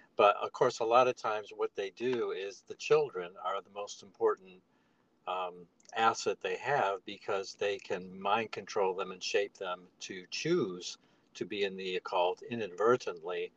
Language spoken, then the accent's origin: English; on Lake Erie, northern Ohio, United States; I'm from northern Ohio, up on Lake Erie, a small town